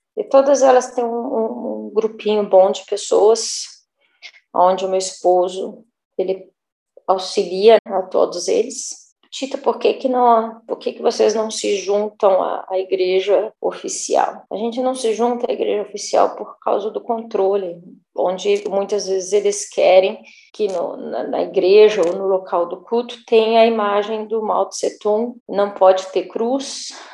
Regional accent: South Region, Brazil; moved away; Eu venho do sul do Brasil, de uma família bem italiana, tradicional

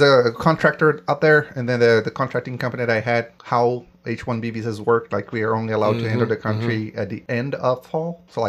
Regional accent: Brazil; moved away as an adult; now in United States; most of my life has been in Brazil. I'm far away from reaching that half point here still. I've moved up here in 2014 for work.

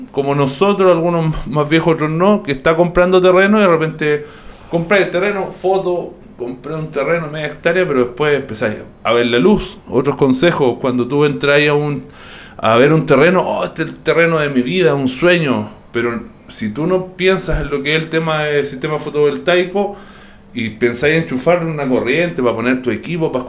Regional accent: Concepción, Biobío, Chile; yo soy de Biobío, nací en Concepción, pero he vivido en hartas partes, en muchos lugares.

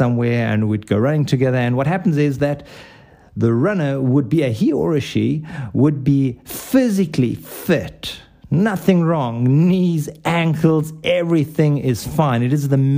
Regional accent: South Africa; where I grew up, and for those of you who cannot place my accent, it's South Africa

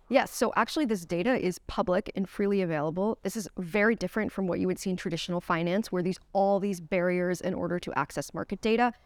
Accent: United States; moved away; I am from the United States originally

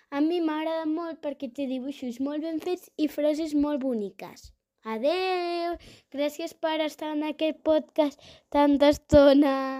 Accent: Terrassa, Catalonia, Spain; tinc 9 anys i sóc de Terrassa

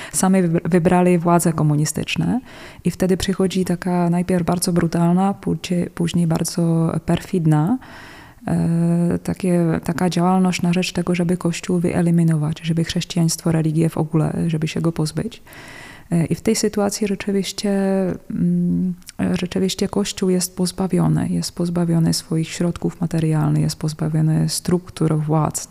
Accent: Czechia; Polish is a second language; now in Poland; ja pochodzę z takich terenów Karkonosze, Sudety

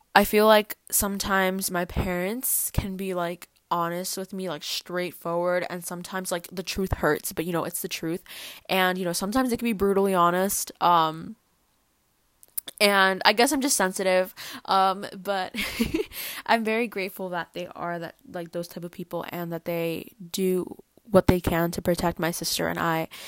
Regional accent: New Jersey, United States; first language Spanish; English is a second language; also born or lived in The Bronx, New York; I was born in New York, the Bronx, and I moved to New Jersey when I was, like, three years old

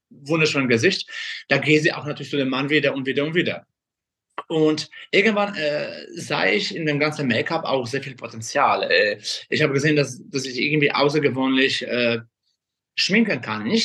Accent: Kraków, Lesser Poland, Poland; moved away as an adult; now in Germany; ich komme ursprünglich aus Krakau, bin äh, in Polen geboren. Mit 20 bin ich nach Deutschland ausgereist.

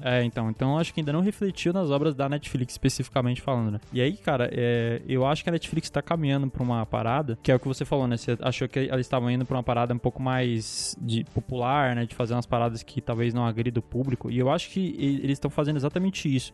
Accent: Brazil; a gente é brasileiro

